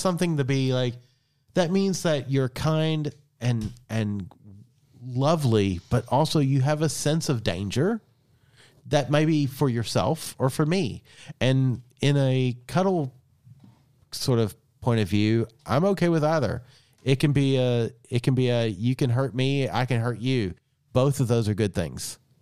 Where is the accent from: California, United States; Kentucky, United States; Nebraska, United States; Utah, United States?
Kentucky, United States; Eastern; I was born and raised in Eastern Kentucky